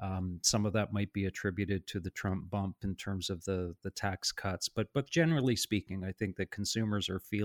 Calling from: Toronto, Ontario, Canada; I'm in our offices in Toronto today.

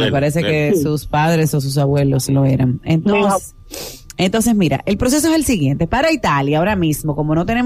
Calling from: Santo Domingo, Distrito Nacional, Dominican Republic; No, llamo de aquí, de Santo Domingo.

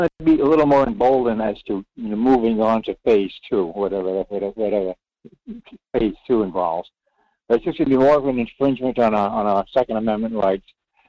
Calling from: Rhode Island, United States; in Rhode Island.

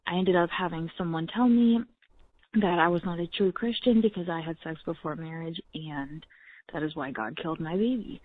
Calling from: Tennessee, United States; I'm calling in from Tennessee

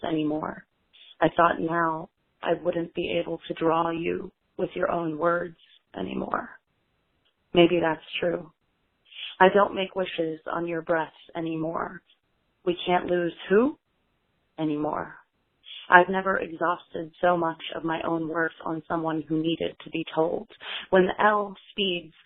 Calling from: New York, United States; I'm calling from Brooklyn, New York

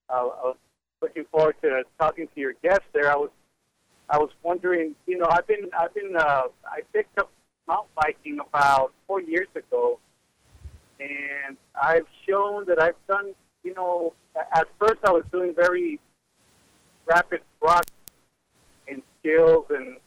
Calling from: New Mexico, United States; Well, how are you doing, Linda? I'm over from New Mexico.

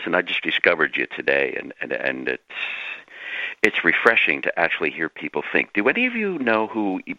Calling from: Canada; I'm calling from Canada

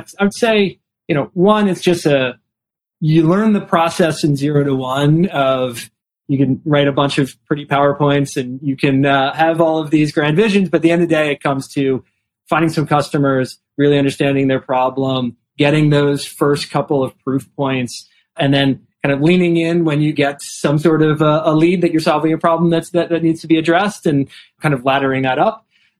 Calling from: New York, United States; Calling in from New York

